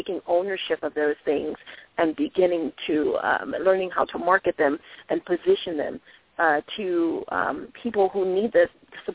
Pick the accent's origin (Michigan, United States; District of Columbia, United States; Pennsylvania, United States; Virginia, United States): District of Columbia, United States; Washington; I grew up in Washington, D.C.